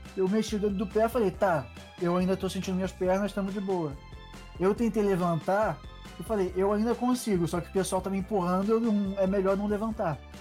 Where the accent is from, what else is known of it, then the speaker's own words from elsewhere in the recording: Rio de Janeiro, Brazil; moved away; quando eu saí do Rio de Janeiro para vir morar num lugar frio onde eu preciso de touca